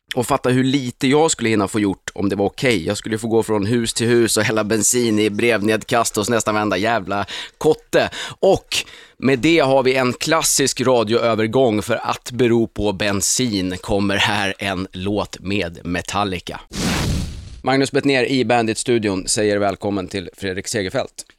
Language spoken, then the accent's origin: Swedish; Sweden; som svensk är man ju liksom uppfostrad med att FN är det finaste